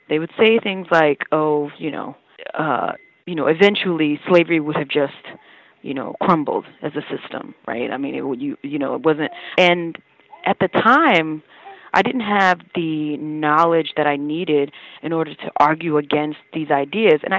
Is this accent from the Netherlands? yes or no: no; the South, United States; What I understood of slavery was further complicated because I grew up in the South